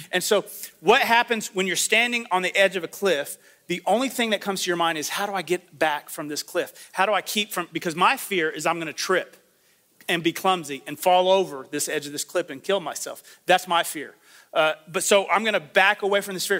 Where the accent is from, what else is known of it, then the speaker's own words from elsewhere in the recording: United States; I'm from the Panhandle